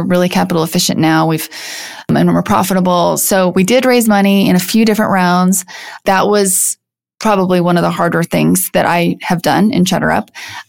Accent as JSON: {"language": "English", "region": "Midwest", "country": "United States", "tie": "born or raised there", "said": "It's based on growing up in the Midwest and just sort of kind of breaking free from some norms"}